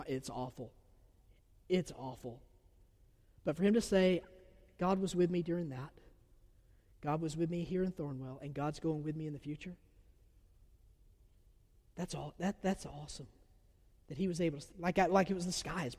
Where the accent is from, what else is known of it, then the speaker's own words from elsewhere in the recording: Georgia, United States; accent: southern; I'm from Georgia. I have a southern accent